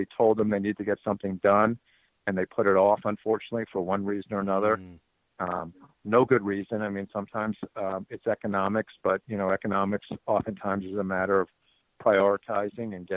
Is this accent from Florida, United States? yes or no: yes; Miami, Florida, United States; I am from Miami, Florida.